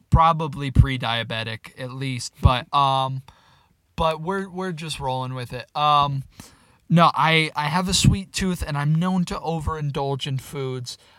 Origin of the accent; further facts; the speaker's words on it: the South, United States; I grew up in the South